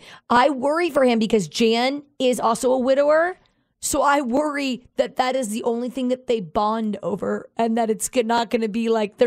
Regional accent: Venice, Florida, United States; now in Las Vegas, United States; my hometown of Venice.

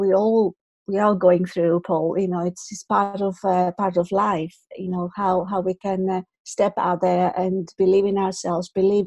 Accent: Athens, Attica, Greece; moved away as an adult; now in United Kingdom; I am Greek, I'm from Athens. Originally, I've lived in the UK for more than 20 years now.

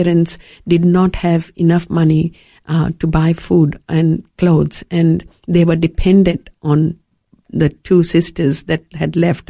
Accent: India; moved away as an adult; also born or lived in Fiji; now in Australia; growing up in India

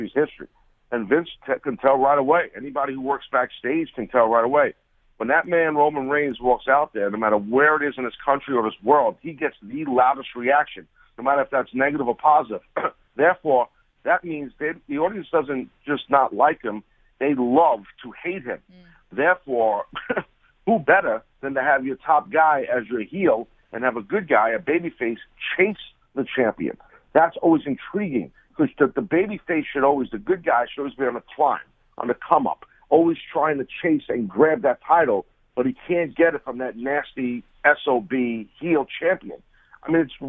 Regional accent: New York, United States; a New Yorker

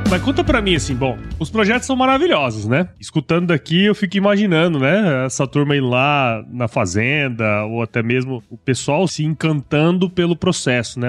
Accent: Mato Grosso, Brazil; eu sou de Mato Grosso

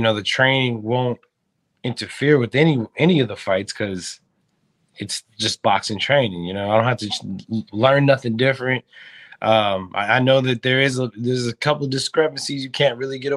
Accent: New Mexico, United States; I'm from New Mexico. You know, it's a desert out there, and fighting's one thing we do out there a lot.

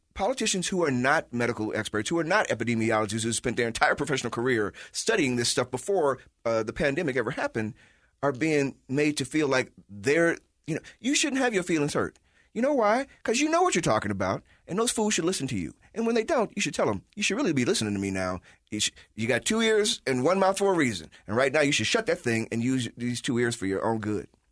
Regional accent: Chicago, Illinois, United States; moved away; I'm from Chicago

